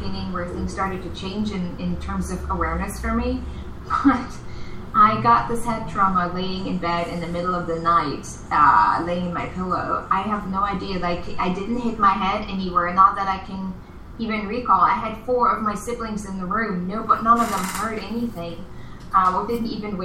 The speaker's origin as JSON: {"language": "English", "region": "East Germany", "country": "Germany", "tie": "born or raised there", "second_language": "English", "said": "I grew up in East Germany."}